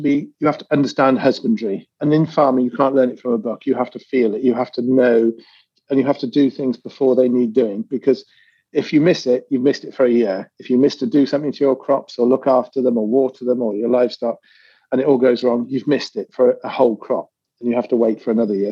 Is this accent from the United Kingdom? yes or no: yes; United Kingdom; being British